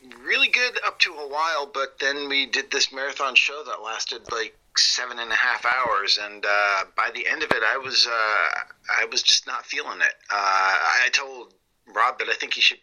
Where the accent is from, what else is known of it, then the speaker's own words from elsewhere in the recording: Vermont, United States; moved away as an adult; now in California, United States; I'm originally from Vermont.